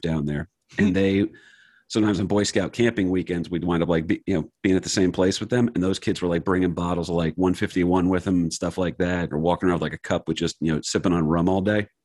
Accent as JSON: {"language": "English", "town": "Wayne", "region": "New Jersey", "country": "United States", "tie": "born or raised there", "said": "I grew up in Wayne, New Jersey"}